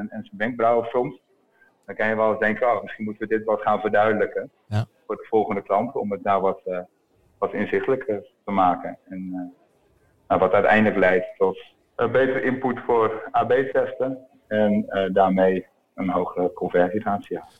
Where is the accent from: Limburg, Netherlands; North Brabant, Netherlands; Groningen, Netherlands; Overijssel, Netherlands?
Groningen, Netherlands; now in Utrecht, Netherlands; Ik woon in Utrecht en, eh, en ik kom uit Groningen.